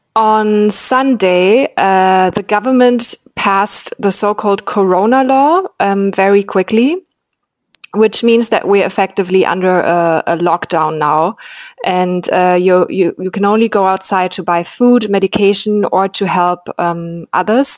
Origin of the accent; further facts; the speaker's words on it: Berlin, Germany; I'm from Berlin, which is a very young city